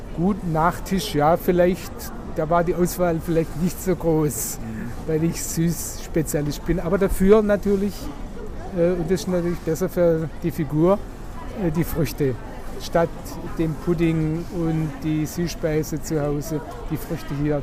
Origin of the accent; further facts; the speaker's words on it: Germany; bei uns in Deutschland